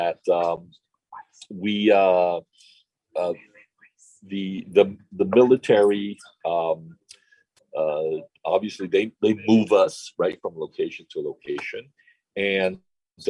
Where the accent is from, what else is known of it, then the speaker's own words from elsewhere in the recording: Mexico; moved away as an adult; also born or lived in Okinawa, Japan; Born and raised in Mexico